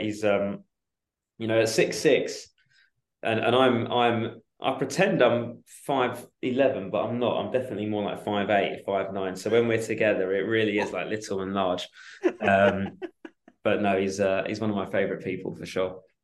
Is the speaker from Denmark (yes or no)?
no; Chigwell, East of England, United Kingdom; moved away as an adult; also born or lived in Portsmouth; I grew up in Essex, in Chigwell, in Essex